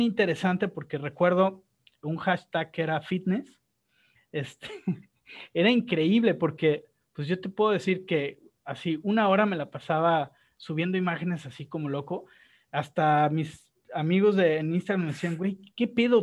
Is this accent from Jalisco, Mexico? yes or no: yes; Guadalajara, Jalisco, Mexico; Yo soy de Guadalajara